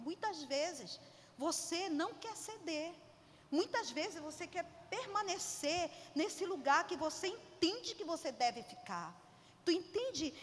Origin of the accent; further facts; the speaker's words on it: Pará, Brazil; eu sou paraense